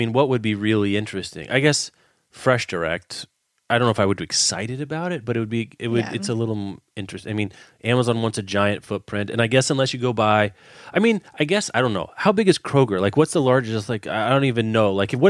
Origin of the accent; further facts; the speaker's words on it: Lawrence, United States; look at, well, Lawrence, right? My hometown, the town you spent time in, there's not a Whole Foods there